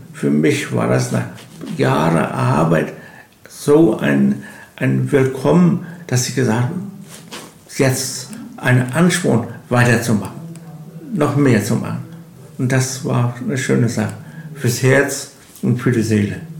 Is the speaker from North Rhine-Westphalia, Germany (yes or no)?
no; Malliß, Mecklenburg-Vorpommern, Germany; ich bin gebürtiger Mallis, also Urkern Mallis, wie so, ein Baum gewachsen, Mallisser